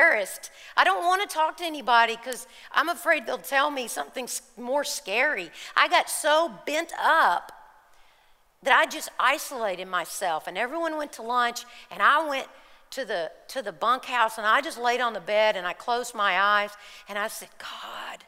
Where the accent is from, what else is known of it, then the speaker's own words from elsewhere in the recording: Kentucky, United States; we're from Kentucky